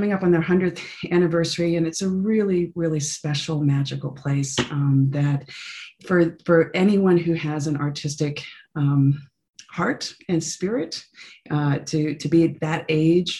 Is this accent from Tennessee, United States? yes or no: no; South Florida, United States; also born or lived in New York; I was born in New York, but then was in high school in South Florida. My dad was an IBMer and got relocated down there. So middle school and high school was in South Florida